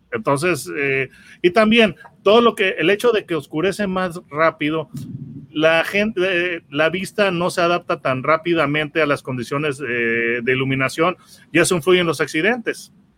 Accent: Mexico; Estás hablando con un par de mexicanos y entonces nosotros como mexicanos estamos muy acostumbrados

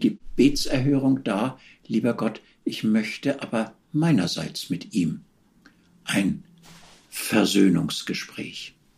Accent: Hamburg, Germany; moved away as an adult; also born or lived in Vienna; ich bin Hamburger Eminenz

